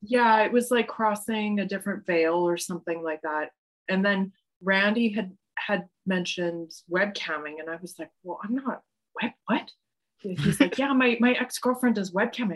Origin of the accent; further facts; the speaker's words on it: Calgary, Alberta, Canada; also born or lived in Saskatoon, Saskatchewan / Rosetown, Saskatchewan / Stettler, Alberta; now in Montreal, Canada; I grew up um, in Calgary, like that. I consider that my hometown.